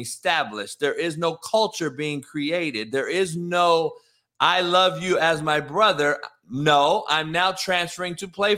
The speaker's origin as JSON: {"language": "English", "region": "Ohio", "country": "United States", "said": "he's in my home state"}